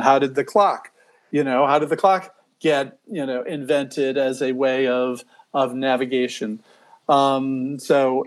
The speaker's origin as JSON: {"language": "English", "town": "Chicago", "region": "Illinois", "country": "United States", "tie": "born or raised there", "said": "I grew up in Chicago or outside of Chicago."}